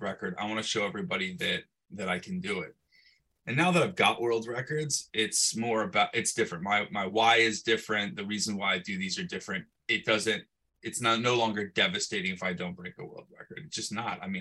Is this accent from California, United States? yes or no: yes; Bay Area, California, United States; I come back to my hometown. I'm in the Bay Area, smaller town